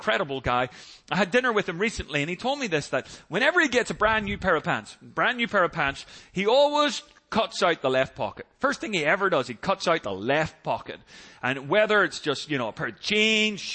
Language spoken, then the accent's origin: English; Northern Ireland, United Kingdom; now in United States; Growing up in Northern Ireland